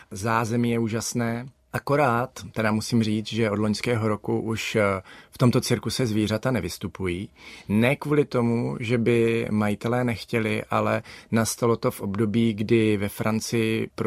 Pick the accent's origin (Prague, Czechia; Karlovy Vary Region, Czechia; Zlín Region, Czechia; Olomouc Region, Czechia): Olomouc Region, Czechia; Olomouc; já jsem Olomoučák, já jsem nikdy nebyl Pražák. Sice teď jsem doma všude, kde mám maringotku, ale toto je místo, kam se vracím, když mám volno.